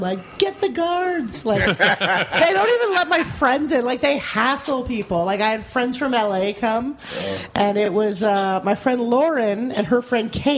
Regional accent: Canada; moved away as an adult; now in Las Vegas, United States; when I first moved there

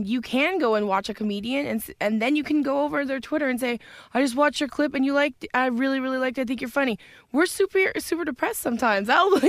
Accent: Edmonton, Alberta, Canada; My hometown hosting

